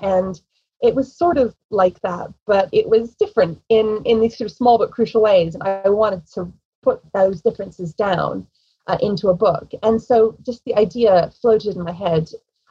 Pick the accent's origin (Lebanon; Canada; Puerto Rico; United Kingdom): United Kingdom; England; accent: American; also born or lived in United States; I grew up in England. I was born in America, but I was raised very American. My mother, you know, sort of gave me all the American food, American holidays, American accent, as you can hear.